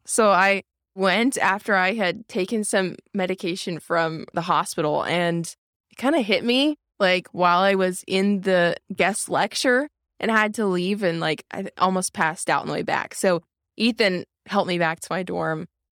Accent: Grove City, Pennsylvania, United States; I'm from Grove City.

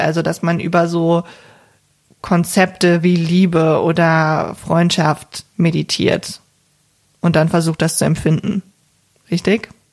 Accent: Cologne, North Rhine-Westphalia, Germany; ich komme ja hier aus der Region Köln

